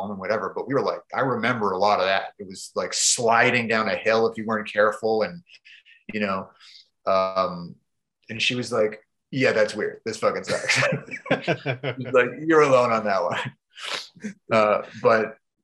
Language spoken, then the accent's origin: English; Canada; I'm from Canada.